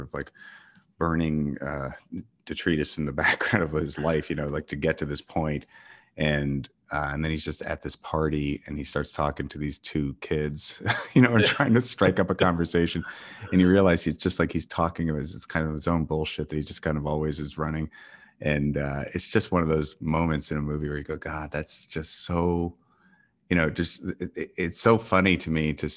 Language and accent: English; New York, United States; moved away as an adult; also born or lived in Los Angeles; I grew up in New York and moved to LA probably when I was around 21 or 2 or something like that. And then ended up coming back to New York about 14 years ago.